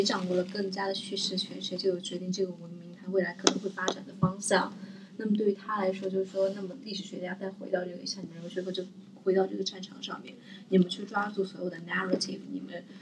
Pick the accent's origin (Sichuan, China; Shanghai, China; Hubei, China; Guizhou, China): Sichuan, China; 因为我是四川人